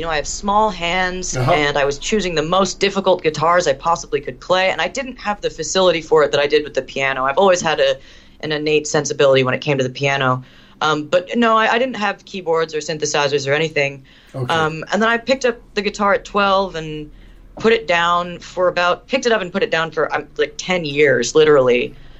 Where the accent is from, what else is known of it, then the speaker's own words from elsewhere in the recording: Canada; I'm half Canadian, and I found one in my hometown in Canada who would work with me